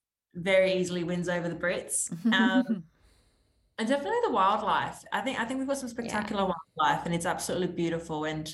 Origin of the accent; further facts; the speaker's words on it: Australia; now in London, United Kingdom; I'm an Aussie